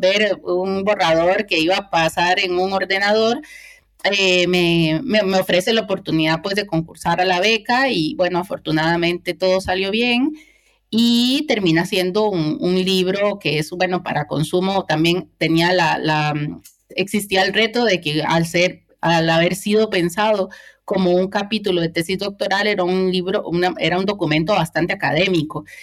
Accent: Cartago, Costa Rica; moved away as an adult; now in Spain; cartaginesa, costarricense

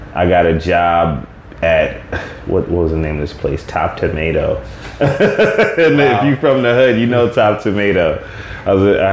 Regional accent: New York City, New York, United States; I'm from the Bronx

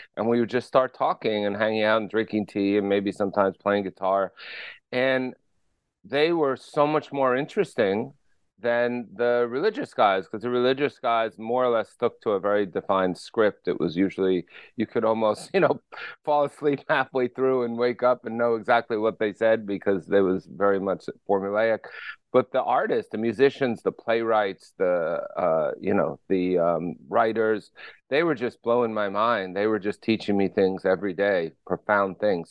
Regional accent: Paterson, New Jersey, United States; I grew up in Paterson, New Jersey

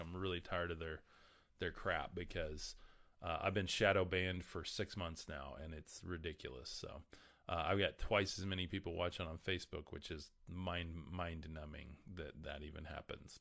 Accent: the Bible Belt, United States; We are in the middle of the Bible Belt here

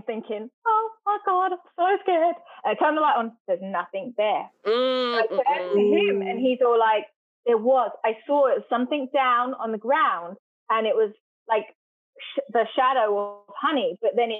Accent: England, United Kingdom; moved away; I was born in England and grew up in an old Victorian house

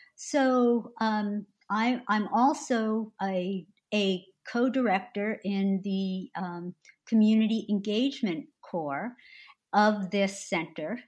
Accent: New Jersey, United States; I born and raised and remain in New Jersey

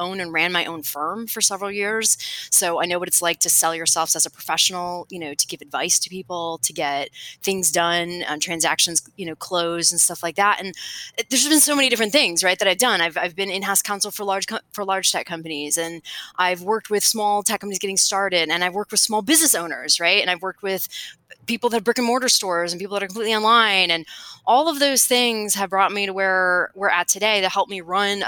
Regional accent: Cleveland, Ohio, United States; moved away as an adult; now in Austin, United States; I'm actually from Cleveland, Ohio

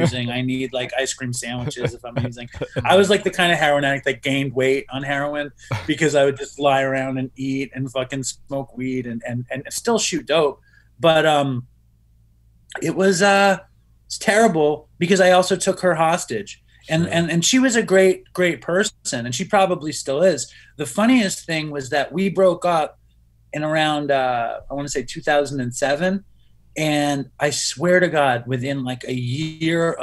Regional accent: New York City, New York, United States; I grew up in Manhattan

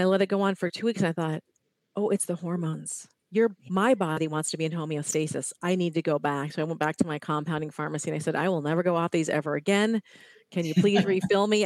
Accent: Ohio, United States; now in California, United States; I'm in California. I grew up in Ohio

